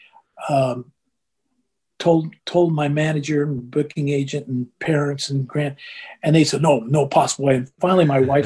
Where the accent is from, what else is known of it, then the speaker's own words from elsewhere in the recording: United States; I'm an American